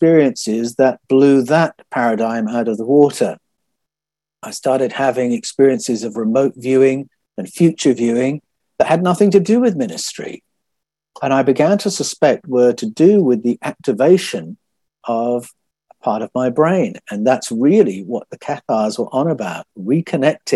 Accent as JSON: {"language": "English", "country": "United Kingdom", "tie": "born or raised there", "moved": "as an adult", "lives_now": "Australia", "said": "That was the tradition I was a part of growing up in Great Britain"}